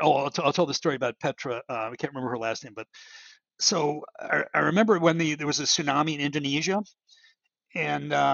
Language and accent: English; Baltimore, Maryland, United States; I grew up in Baltimore